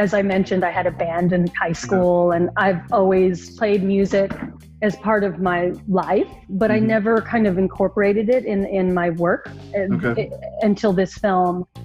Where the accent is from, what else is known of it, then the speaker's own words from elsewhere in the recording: Lubbock, Texas, United States; growing up in Lubbock, Texas